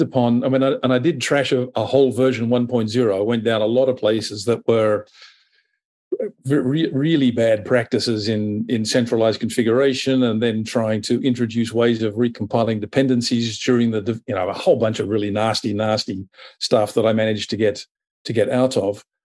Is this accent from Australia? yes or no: yes; Australia; also born or lived in Europe / United States; now in Asia; I'm based in Asia. I'm Australian by birth. I've had the pleasure of living in, in Europe and the U S